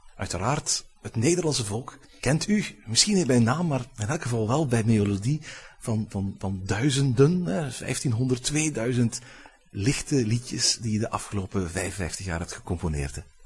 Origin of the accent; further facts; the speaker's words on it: Flanders, Belgium; accent: Belgian; Als Vlaming